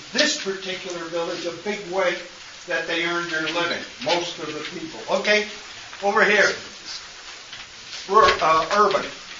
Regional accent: Midwest, United States; you Easterners know row housing. I'm a Midwesterner, and we don't know row housing.

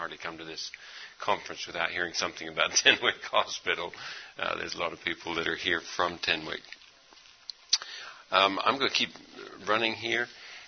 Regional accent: India; Actually, I've been overseas my whole life. I grew up in India.

